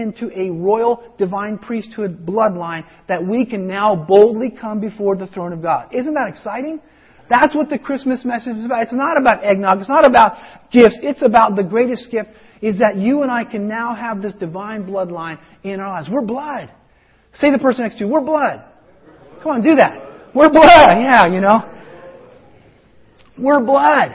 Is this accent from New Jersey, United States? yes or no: no; Colorado, United States; moved away; where I grew up in Colorado